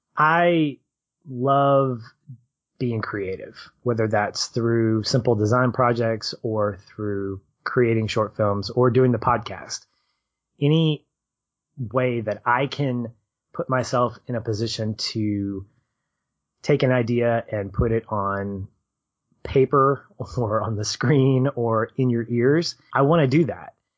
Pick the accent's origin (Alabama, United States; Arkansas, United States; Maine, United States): Arkansas, United States; I'm from Arkansas, the Diamond State